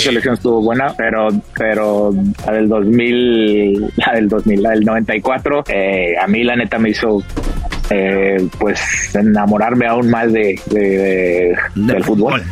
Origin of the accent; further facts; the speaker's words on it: Mexico; como mexicano